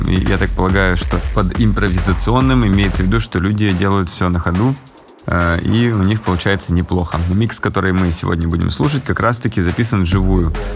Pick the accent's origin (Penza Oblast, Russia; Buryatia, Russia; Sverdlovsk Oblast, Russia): Sverdlovsk Oblast, Russia; Yekaterinburg; now in Moscow, Russia; лайв-дуэт из Екатеринбурга, моего родного города